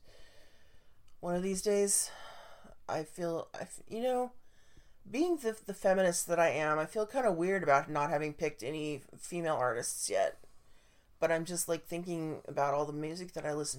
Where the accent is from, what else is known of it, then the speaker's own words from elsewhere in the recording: Oregon, United States; I was born in Oregon